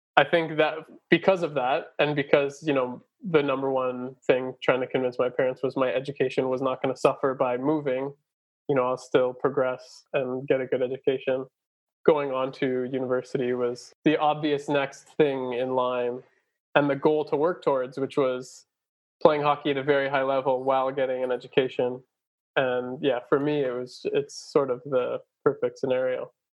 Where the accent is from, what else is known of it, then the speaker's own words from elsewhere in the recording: California, United States; moved away as an adult; now in Germany; I was born in California. My parents moved out there uh, just a few months before I was born from Philadelphia. Uh, my dad got a job as a professor at Berkeley, so they moved out. So I was born there, grew up there